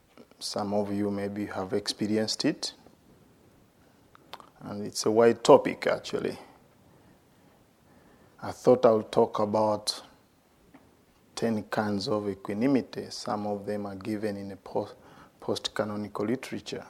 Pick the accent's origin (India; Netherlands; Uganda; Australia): Uganda; I'm from Uganda